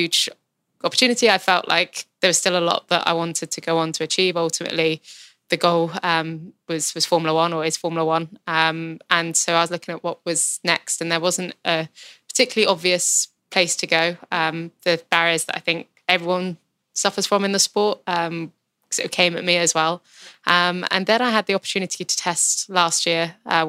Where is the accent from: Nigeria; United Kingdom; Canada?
United Kingdom; I grew up, obviously, in the UK. I'm British